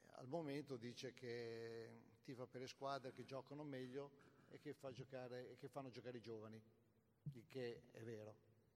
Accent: Cesenatico, Emilia-Romagna, Italy; sono tornato sempre con mia moglie a Cesenatico perché il giorno successivo avevo l'appuntamento con tutti i giornalisti di calcio che venivano a Cesenatico, al mio paese

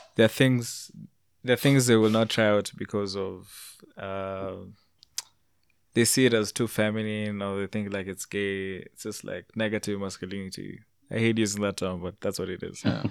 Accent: Canada; I'm from Canada

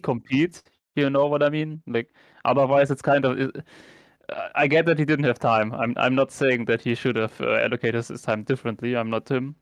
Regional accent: Germany; I'm obviously born and raised in Germany

